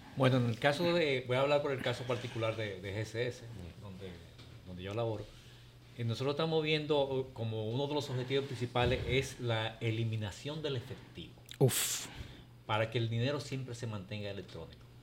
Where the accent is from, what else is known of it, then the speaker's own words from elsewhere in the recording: Dominican Republic; Nosotros, como República Dominicana